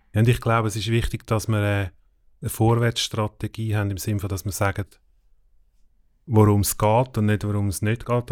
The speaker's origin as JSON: {"language": "German", "country": "Switzerland", "said": "wir als Schweizer"}